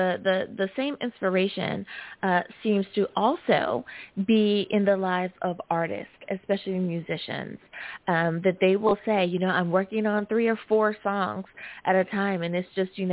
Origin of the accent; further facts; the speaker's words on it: United States; my home country, the good old US